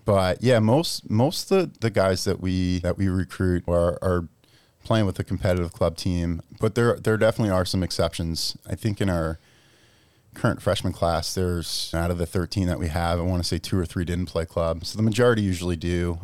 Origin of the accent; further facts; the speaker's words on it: Massapequa, New York, United States; moved away as an adult; also born or lived in Pennsylvania; now in Massachusetts, United States; I grew up in Massapequa